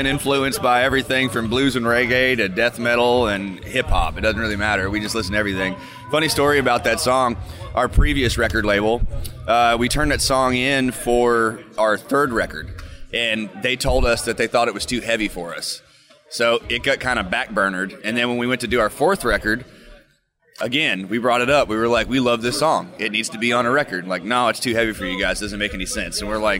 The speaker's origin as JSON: {"language": "English", "region": "South Florida", "country": "United States", "moved": "yes", "lives_now": "Kentucky, United States", "said": "I'm actually originally from South Florida."}